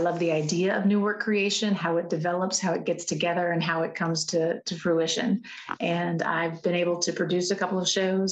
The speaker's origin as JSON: {"language": "English", "town": "Nashville", "region": "Tennessee", "country": "United States", "tie": "born or raised there", "said": "being born and raised here and watching the city change and grow"}